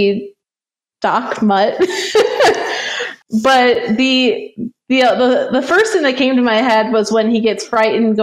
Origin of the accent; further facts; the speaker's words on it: Wisconsin, United States; moved away as an adult; also born or lived in Missouri / Pennsylvania; now in Kansas City, United States; I grew up in Wisconsin, went to school in Wisconsin and Missouri